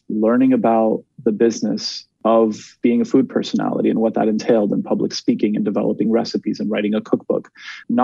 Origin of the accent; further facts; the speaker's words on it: Montreal, Quebec, Canada; also born or lived in Laval, Canada; I was raised in Montreal for most of my life